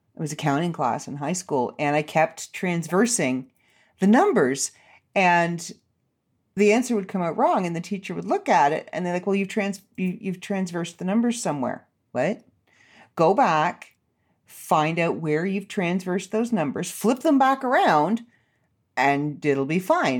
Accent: Canada; I'm Canadian

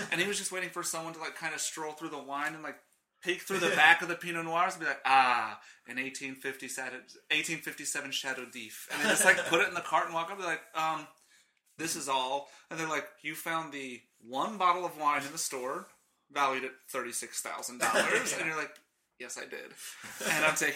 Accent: Charlotte, North Carolina, United States; I'm from Charlotte

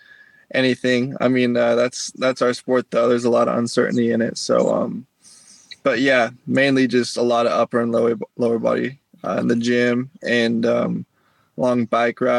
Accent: Salt Lake City, Utah, United States; moved away; also born or lived in California / Florida; I grew up in Salt Lake

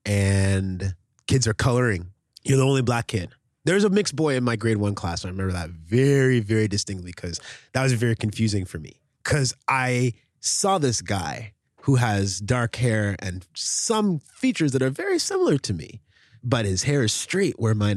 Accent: Oshawa, Ontario, Canada; also born or lived in Red Deer, Alberta; we moved from Red Deer to Oshawa, Ontario

